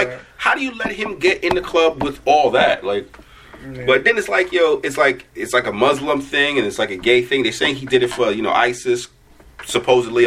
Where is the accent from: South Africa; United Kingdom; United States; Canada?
United States; New York City, New York; I'm from Brooklyn